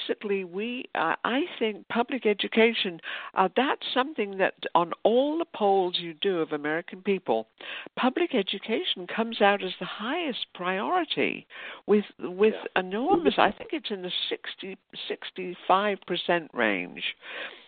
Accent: United Kingdom; moved away as an adult; now in United States; I'm an immigrant from Britain who became a citizen in the 60s

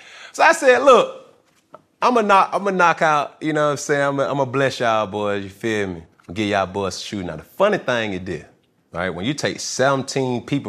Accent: Atlanta, Georgia, United States; Obviously, I'm from Atlanta.

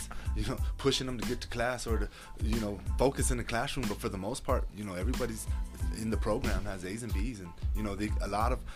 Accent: Roswell, New Mexico, United States; I grew up in Roswell

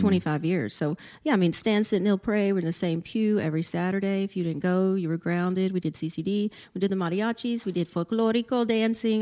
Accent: Port Arthur, Texas, United States; moved away; also born or lived in Austin, Texas; I grew up in Port Arthur, Texas

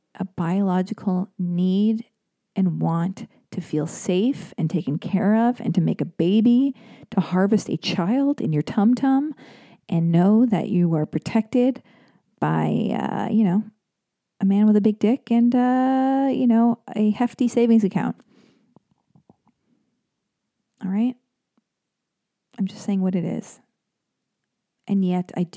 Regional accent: United States; I'm an American girl

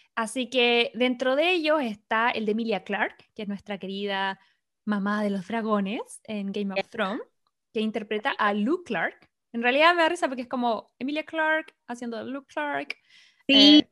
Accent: Chile; now in Los Angeles, United States; somos chilenas

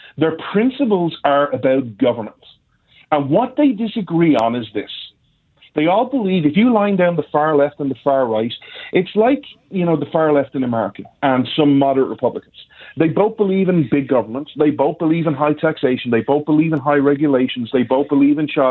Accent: Ireland; I'm Irish

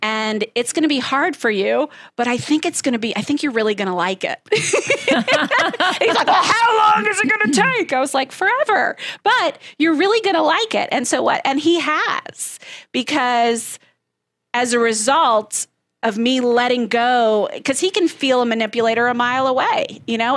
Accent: Southeast Georgia, United States; I grew up in Southeast Georgia

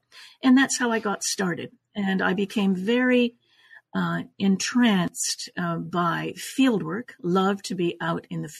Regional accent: Canada; also born or lived in Italy; now in Los Angeles, United States; I was born in Italy, raised in Canada, and have been in Los Angeles since 1981.

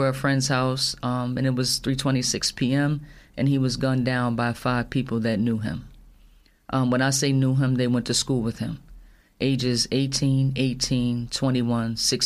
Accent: Union, New Jersey, United States; moved away as an adult; also born or lived in Somerset, New Jersey; I grew up in Union, so I raised my kids in the Union Hillside area

